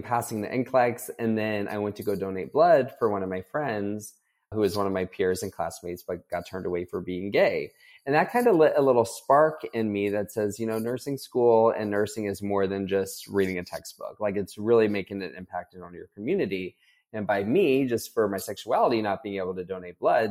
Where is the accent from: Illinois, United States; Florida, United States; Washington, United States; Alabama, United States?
Florida, United States; moved away as an adult; also born or lived in Texas; growing up in Florida, I had grown up going on cruises